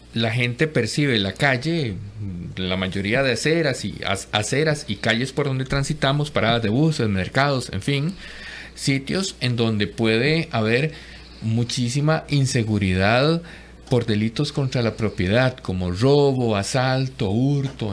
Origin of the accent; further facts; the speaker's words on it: Costa Rica; como costarricenses